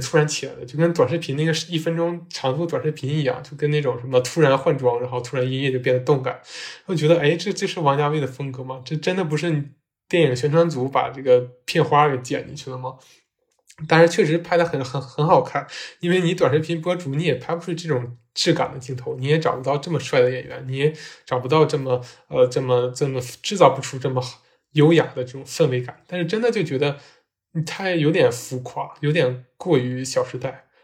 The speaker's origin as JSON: {"language": "Chinese", "region": "northern China", "country": "China", "moved": "yes", "lives_now": "Zhejiang, China", "said": "我是北方人"}